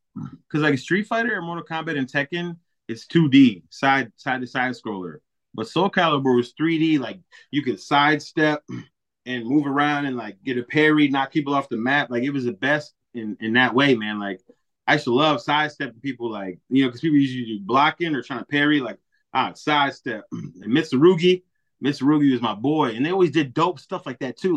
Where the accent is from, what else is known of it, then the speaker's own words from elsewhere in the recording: Milwaukee, Wisconsin, United States; moved away as an adult; now in Racine, United States; I'm from Milwaukee, born and raised